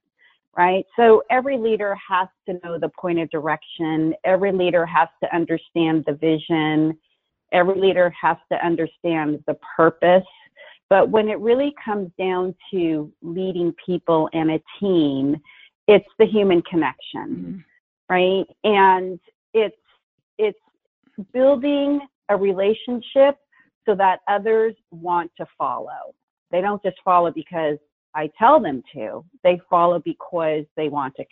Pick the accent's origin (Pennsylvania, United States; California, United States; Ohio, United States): California, United States; San Francisco Bay Area; Born and raised in the San Francisco Bay Area